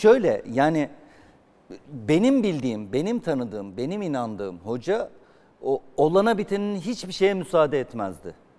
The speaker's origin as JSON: {"language": "Turkish", "region": "Zonguldak", "country": "Turkey", "tie": "born or raised there", "moved": "yes", "said": "Zonguldak zaten doğup büyüdüğüm şehir"}